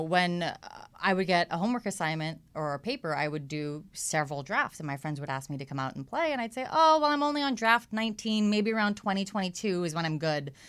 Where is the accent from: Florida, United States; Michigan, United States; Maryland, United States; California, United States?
California, United States; Los Angeles; also born or lived in New York; I actually grew up, uh, in Echo Park, so over here